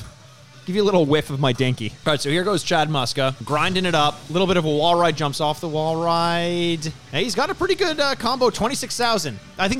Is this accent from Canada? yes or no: yes; Toronto, Ontario, Canada; we're from Toronto.